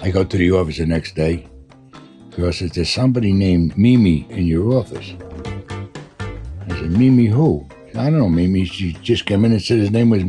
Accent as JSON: {"language": "English", "town": "New York City", "region": "New York", "country": "United States", "tie": "born or raised there", "said": "I was born in St. Catherine's Hospital in Brooklyn, New York, in 1935."}